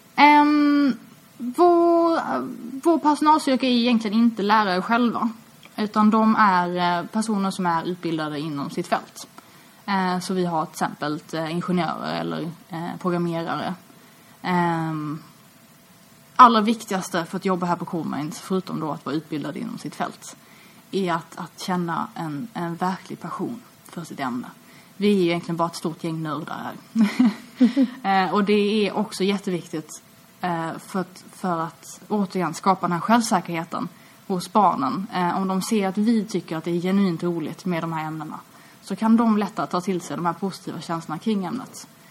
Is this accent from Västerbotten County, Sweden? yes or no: no; Malmö, Skåne, Sweden; Jag är uppvuxen i Malmö, eh, och jag har alltid bott här.